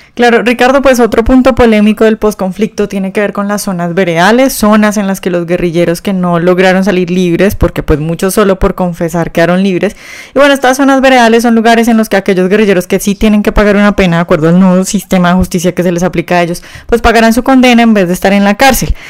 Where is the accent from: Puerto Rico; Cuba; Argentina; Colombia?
Colombia; somos nosotros, los colombianos de bien